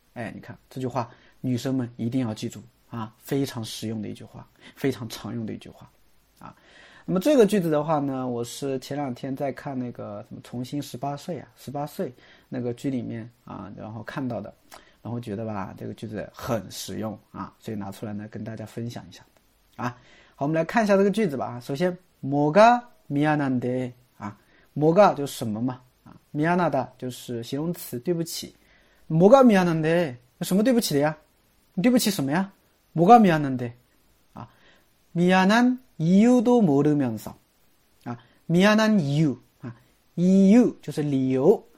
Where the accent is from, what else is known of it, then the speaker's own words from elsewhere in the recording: China; 这不符合我们中国人的说话习惯